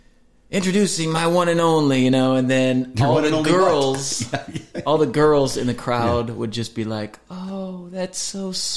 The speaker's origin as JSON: {"language": "English", "region": "Iowa", "country": "United States", "tie": "born or raised there", "moved": "yes", "lives_now": "Nashville, United States", "said": "I grew up in Iowa."}